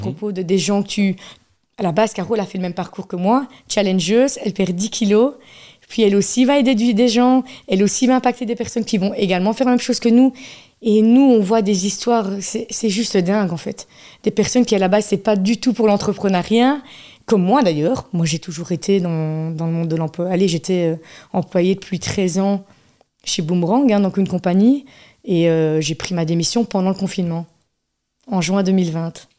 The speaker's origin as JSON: {"language": "French", "town": "Charleroi", "region": "Wallonia", "country": "Belgium", "tie": "born or raised there", "also_born_or_lived": "Namur", "said": "Toute ma jeunesse, c'était rue de la Montagne, Ville 2."}